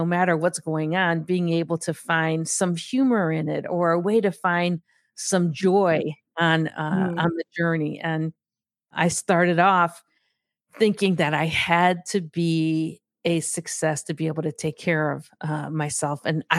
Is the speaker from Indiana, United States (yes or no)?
yes; Gary, Indiana, United States; So I grew up in Gary, Indiana, which is a steel town.